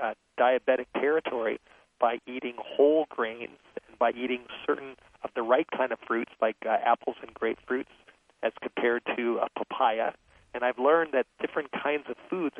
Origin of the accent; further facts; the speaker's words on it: Los Angeles, California, United States; I grew up in Los Angeles